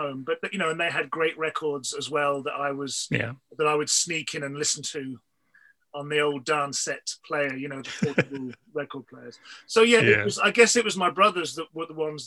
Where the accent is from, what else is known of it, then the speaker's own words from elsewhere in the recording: Wolverhampton, West Midlands, United Kingdom; now in London, United Kingdom; My hometown is a place called Wolverhampton, which is it's in the West Midlands.